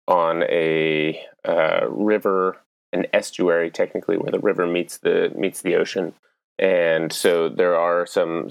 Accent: Maine, United States; now in Leadville, United States; I grew up in Maine, about an hour or so north of Portland.

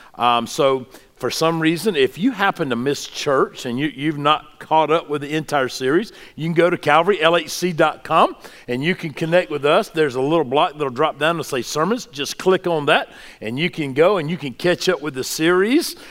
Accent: the South, United States; what I grew up with in the South

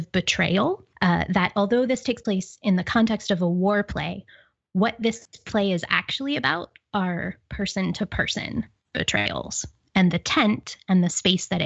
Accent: Pittsburgh, Pennsylvania, United States; accent: Pittsburgh; my Pittsburgh accent

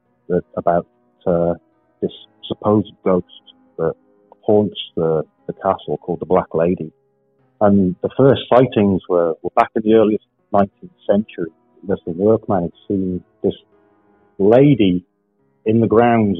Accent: Wales, United Kingdom; I grew up in Wales, which is a part of the UK

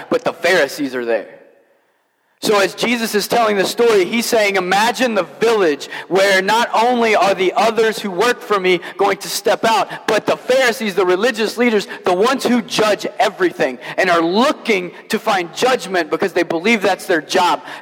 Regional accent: Kentucky, United States; I, as I mentioned, I grew up in Kentucky, so most preachers in Kentucky preach the prodigal son as if like this man owned a farm.

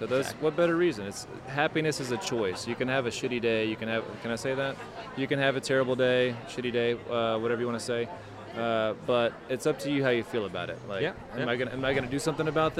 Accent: Nashville, Tennessee, United States; I'm 6'10", and I'm from Nashville

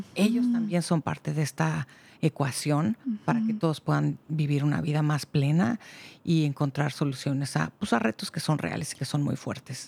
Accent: Mexico; now in Marin County, United States; yo soy de México

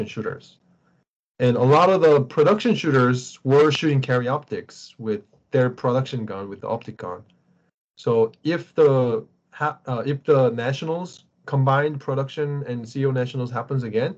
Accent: South Korea; moved away; when I was growing up in Korea

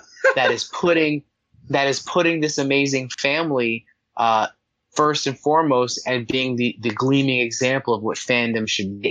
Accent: New Jersey, United States; I'm from New Jersey

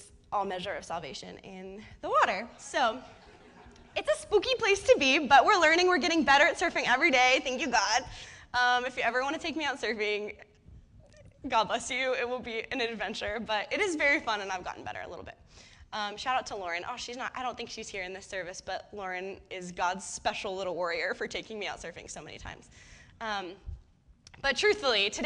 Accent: Bay Area, right outside of San Francisco, California, United States; moved away as an adult; now in Santa Cruz, United States; I grew up in the Bay Area in right outside of San Francisco

